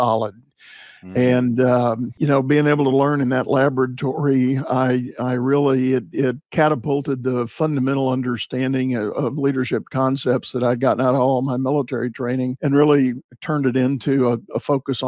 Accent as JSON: {"language": "English", "town": "San Antonio", "region": "Texas", "country": "United States", "tie": "born or raised there", "said": "I grew up in San Antonio. I'm native Texan"}